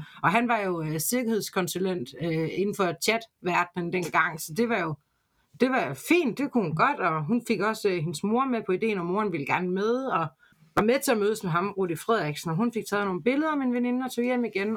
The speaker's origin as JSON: {"language": "Danish", "country": "Denmark", "said": "Jeg er fra Jylland"}